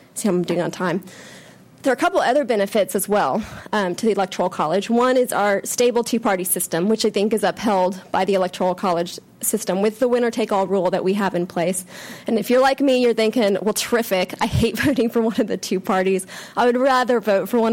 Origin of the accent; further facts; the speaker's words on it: Texas, United States; My home state, Texas